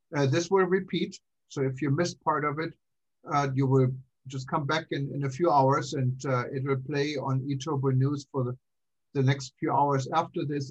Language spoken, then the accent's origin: English; Germany; also born or lived in Kansas; now in United States; growing up in Germany, um, I left for the U.S. back in 1982